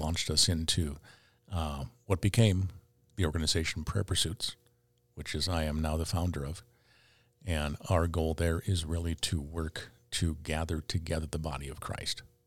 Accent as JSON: {"language": "English", "town": "Fargo", "region": "North Dakota", "country": "United States", "tie": "born or raised there", "said": "I was, uh, uh, raised in Fargo"}